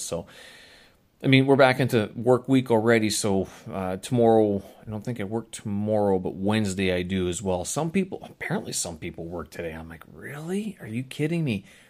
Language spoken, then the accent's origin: English; Winnipeg, Manitoba, Canada; moved away; Winnipeg, my hometown